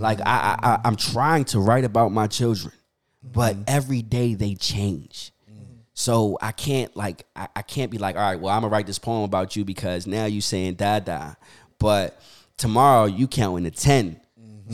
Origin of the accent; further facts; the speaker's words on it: Philadelphia, Pennsylvania, United States; I grew up uh, born and raised in Philly